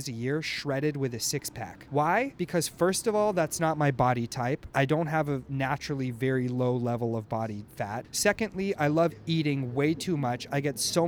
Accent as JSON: {"language": "English", "town": "Los Angeles", "region": "California", "country": "United States", "tie": "born or raised there", "said": "I'm from Los Angeles"}